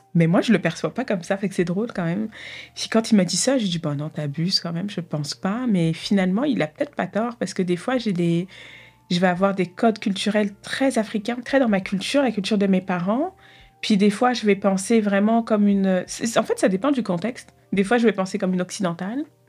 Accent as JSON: {"language": "French", "town": "Argenteuil", "region": "Île-de-France", "country": "France", "tie": "born or raised there", "moved": "yes", "said": "Je suis née à Paris euh, à Argenteuil plus précisément, c'est la, banlieue parisienne"}